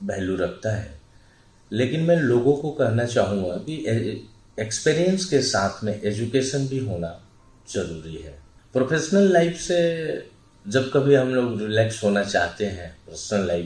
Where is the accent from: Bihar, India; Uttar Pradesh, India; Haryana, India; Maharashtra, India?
Bihar, India; और मैं बेसिकली बिहार से बिलोंग करता हूँ तो वहाँ मिडिल क्लास फैमिली का वो चाहत होती है